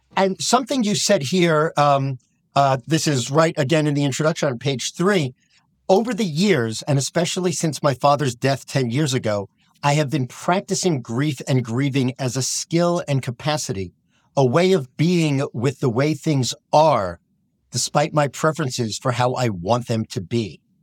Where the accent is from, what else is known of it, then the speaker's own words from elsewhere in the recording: United States; as an American rabbi